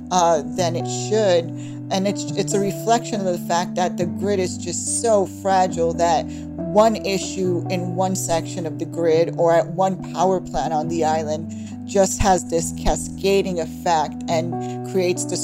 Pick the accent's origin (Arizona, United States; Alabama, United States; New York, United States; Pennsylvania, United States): New York, United States; Brooklyn; born there; I was born in Brooklyn, New York, if you can tell from the accent, but uh, my parents were both born on the island.